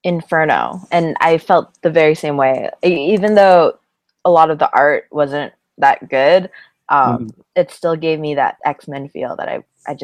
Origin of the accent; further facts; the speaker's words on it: Essex County, Ontario, Canada; he's from my hometown